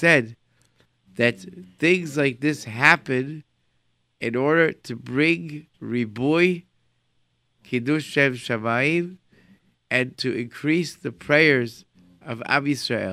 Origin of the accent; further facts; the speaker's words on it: Rochester, New York, United States; moved away; I come from Rochester